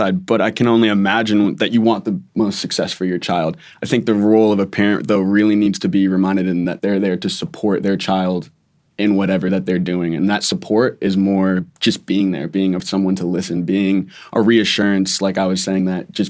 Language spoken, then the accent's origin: English; New England, United States; I'm from New England originally